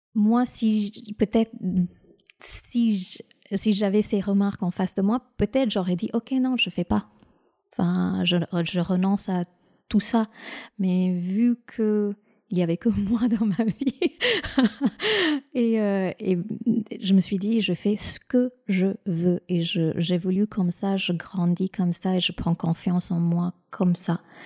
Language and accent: French; India; moved away; j'ai grandi en Inde